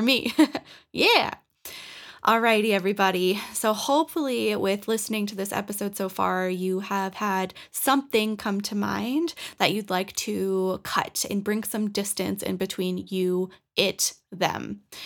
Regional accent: Norwood, Massachusetts, United States; moved away as an adult; now in Colorado, United States; I cut my hometown, like the cord that I had connected with Norwood

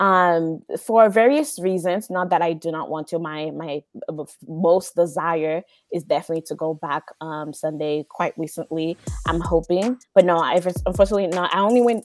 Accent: Haiti; moved away as an adult; now in United States; I am originally from Haiti, born and raised, and I moved about 12 years ago to the United States

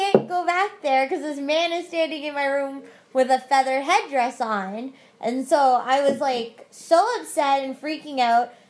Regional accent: Mississauga, Ontario, Canada; we grew up in Mississauga

